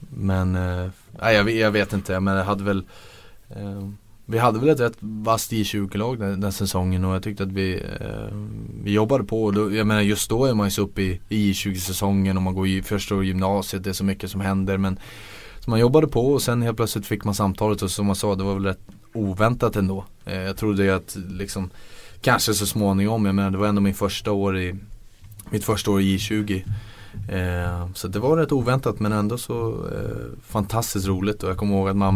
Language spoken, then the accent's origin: Swedish; Bavaria, Germany; jag växte upp i Bayern